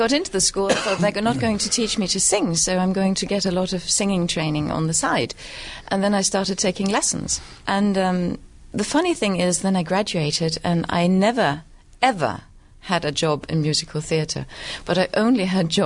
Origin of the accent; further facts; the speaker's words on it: Denmark; I am from Denmark. I'm actually half German, but still we count me as Danish